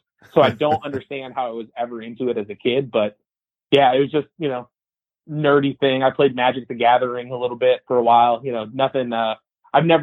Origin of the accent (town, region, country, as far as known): Canton, Michigan, United States; born or raised there; moved away as an adult; also born or lived in Pontiac, Michigan / Madison Heights, Michigan; now in Nashville, United States